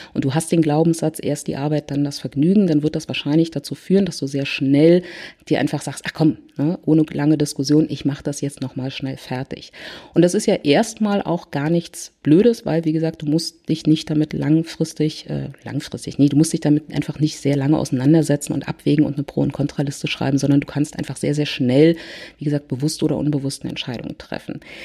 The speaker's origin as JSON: {"language": "German", "region": "Berlin", "country": "Germany", "said": "ich komme aus Berlin"}